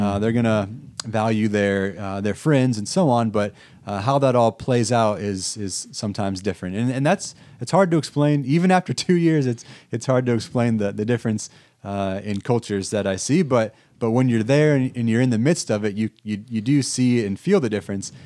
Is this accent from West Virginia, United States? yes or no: no; Erie, Illinois, United States; moved away as an adult; I grew up in Erie, Illinois, which is pretty close to Sterling here